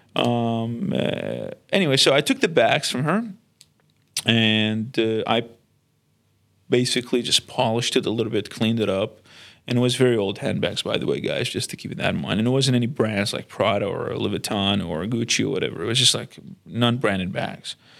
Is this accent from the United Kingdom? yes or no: no; Baghdad, Baghdad Governorate, Iraq; now in Sydney, Australia; We grew up in a in Baghdad uh, city